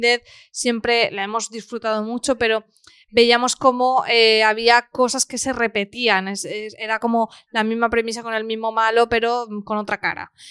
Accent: Spain; yo siendo pequeña lo recuerdo, pues imagínate, y eso era aquí en España

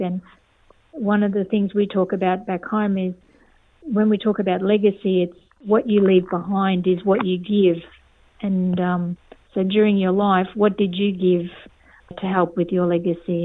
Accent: East Cape York, Queensland, Australia; now in Darwin, Australia; I grew up in East Cape York in a remote community

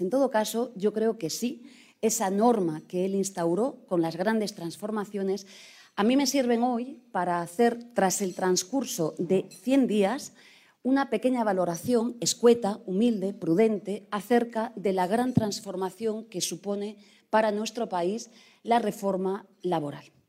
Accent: Galicia, Spain; Soy gallega

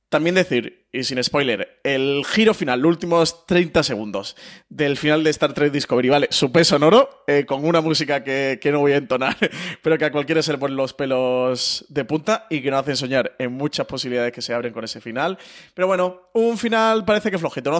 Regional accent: Málaga, Andalusia, Spain; yo que soy malagueño

